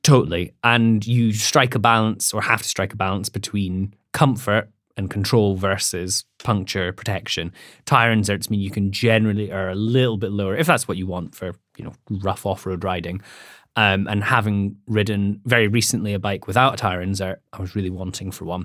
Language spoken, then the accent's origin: English; Scotland, United Kingdom; I'm from Scotland